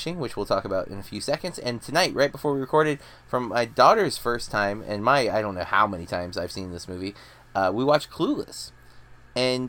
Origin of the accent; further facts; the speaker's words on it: United States; I'm sadly American